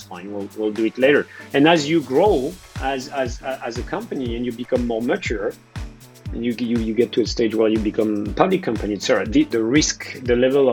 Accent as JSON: {"language": "English", "country": "France", "accent": "French", "moved": "as an adult", "lives_now": "New York City, United States", "said": "I am French, although I got U.S. citizenship 2 weeks ago as well."}